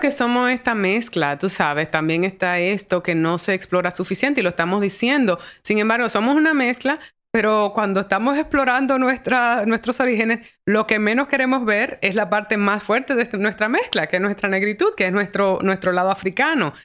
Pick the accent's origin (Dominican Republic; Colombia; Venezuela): Dominican Republic; moved away as an adult; also born or lived in New York; mi identidad como dominicana